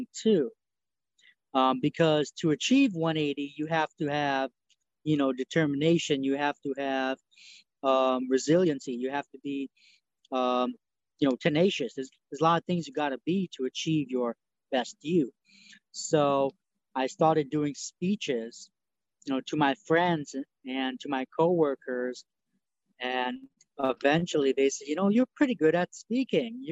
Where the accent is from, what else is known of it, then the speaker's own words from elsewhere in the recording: New York, United States; English is a second language; now in Tennessee, United States; I'm from New York. I currently live in Tennessee